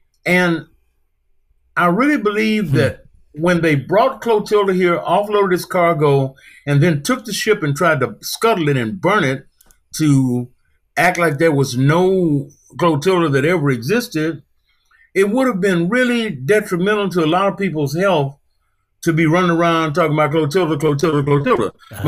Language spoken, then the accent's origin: English; Mobile, Alabama, United States; growing up in Africatown, it was great.